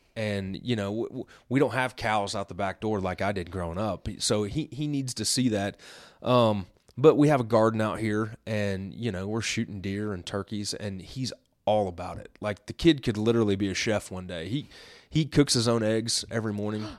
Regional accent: Illinois, United States; I grew up in Illinois in the, in the, you know, eighties and nineties

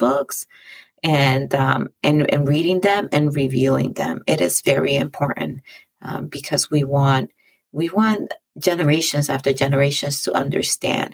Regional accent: Dominican Republic; moved away; my home country, the island that I was born

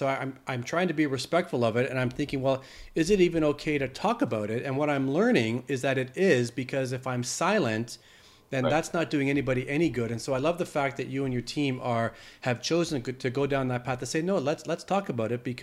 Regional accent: Canada; that accent from a Canadian boy

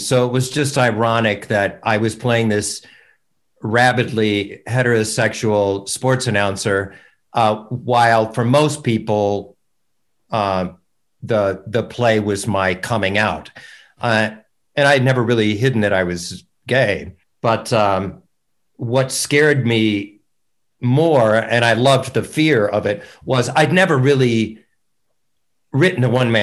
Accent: Fort Wayne, Indiana, United States; moved away; I'm from her hometown.

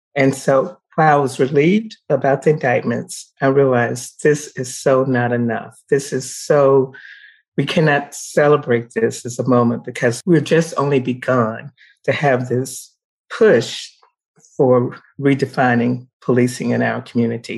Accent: the South, United States; now in Colorado, United States; I grew up in the South during the times of segregation

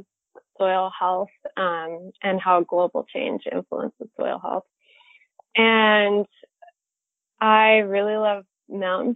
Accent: Colorado, United States; moved away as an adult; also born or lived in Montana; now in Minnesota, United States; I grew up in Colorado. I lived in Colorado most of my life

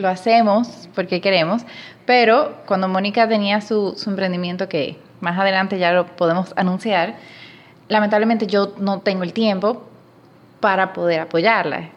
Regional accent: Dominican Republic; moved away as an adult; now in Panama; casi no se nota por el acento, pero soy dominicana

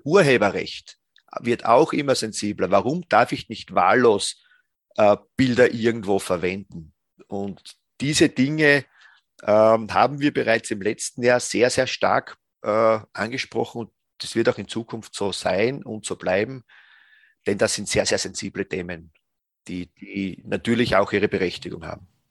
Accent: Styria, Austria; ich bin selbst aus der Steiermark

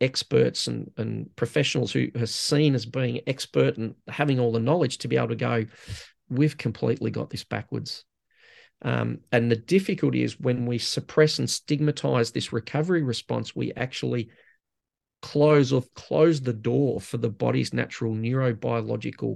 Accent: Australia

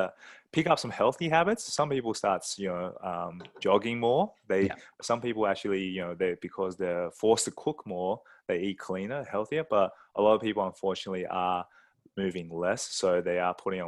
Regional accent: Sydney, New South Wales, Australia; moved away as an adult; also born or lived in Scotland; now in Singapore; I grew up in Australia, Sydney, Australia, where I did my studies in chiropractic

